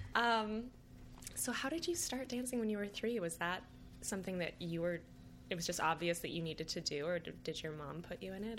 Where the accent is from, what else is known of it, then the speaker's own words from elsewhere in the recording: Michigan, United States; now in New York, United States; I grew up in Michigan and then I came to New York